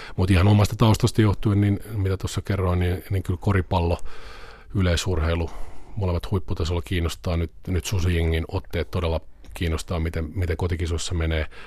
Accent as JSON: {"language": "Finnish", "town": "Vantaa", "region": "Uusimaa", "country": "Finland", "tie": "born or raised there", "said": "ihan pikkupoikana mä aloitin tota, Vantaalla asuin Martinlaaksossa, aloin Vantaan Salamissa yleisurheilemaan varmaan niin tuolla järjestäytyneesti 8-9-vuotiaana"}